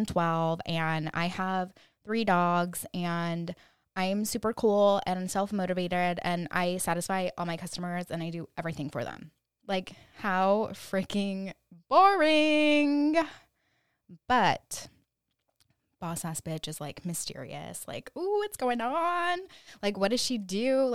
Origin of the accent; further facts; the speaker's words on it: California, United States; born there; now in Austin, United States; I was born in California. Cali baby. Shout out to all the Cali girls. I now live in Austin, Texas.